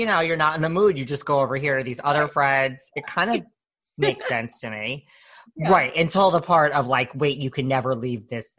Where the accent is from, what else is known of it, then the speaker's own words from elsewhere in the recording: New York, United States; I'm from New York